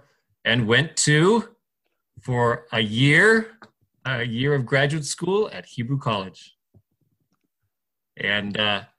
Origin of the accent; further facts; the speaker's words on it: Mesa, Arizona, United States; also born or lived in Adana, Turkey; I was born in Adana, Turkey. And I went to high school in Mesa, Arizona.